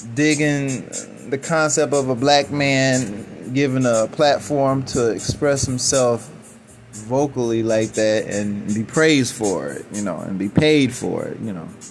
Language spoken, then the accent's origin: English; Chicago, Illinois, United States; I'm from Chicago